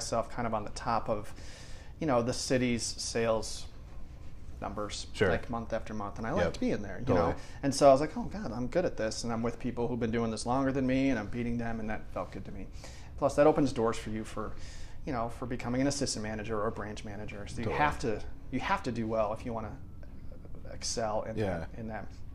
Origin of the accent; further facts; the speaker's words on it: Chicago, Illinois, United States; moved away as an adult; also born or lived in Western New York / Washington State; now in Idaho, United States; I grew up outside of Chicago